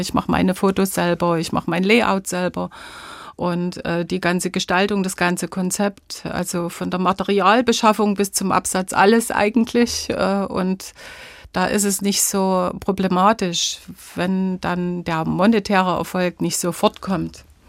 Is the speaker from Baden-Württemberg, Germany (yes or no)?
no; Döbeln, Saxony, Germany; Zu Hause fühle ich mich in unserem Haus, in meiner Heimatstadt Döbeln, in Sachsen natürlich